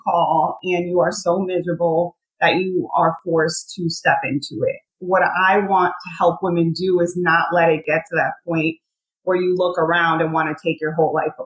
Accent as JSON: {"language": "English", "country": "Puerto Rico", "tie": "born or raised there", "moved": "yes", "lives_now": "Connecticut, United States", "said": "I'm originally from Puerto Rico, was born there. My family's still there"}